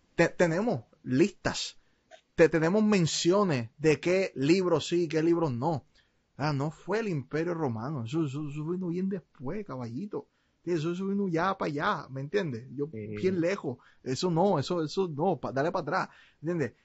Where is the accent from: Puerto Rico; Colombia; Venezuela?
Puerto Rico; nací en Puerto Rico